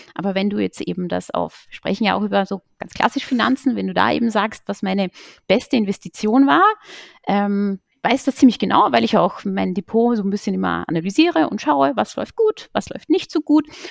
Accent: Salzburger Land, Austria; moved away as an adult; now in Berlin, Germany; in meiner Heimat, im Salzburger Land

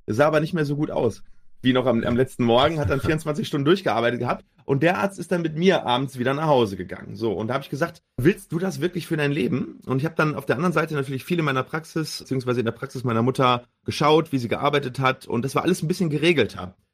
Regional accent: Herne, North Rhine-Westphalia, Germany; also born or lived in Duisburg / Münster; bin geboren in Duisburg, aufgewachsen in Herne im schönen Ruhrgebiet

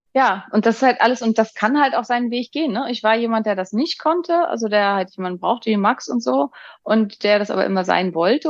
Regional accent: Northern Germany, Germany; ich bin ja aus Norddeutschland.

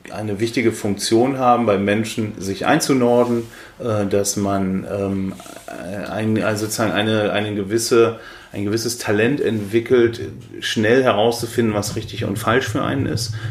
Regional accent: North Rhine-Westphalia, Germany; now in Berlin, Germany; die in meiner Heimatstadt in Ostwestfalen leben, ist Berlin ein Moloch für meine Verwandten, die auf dem Land leben auch.

